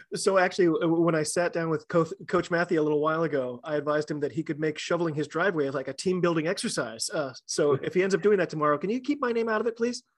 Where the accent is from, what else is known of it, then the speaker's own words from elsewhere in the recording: United States; I'm an American rugby fan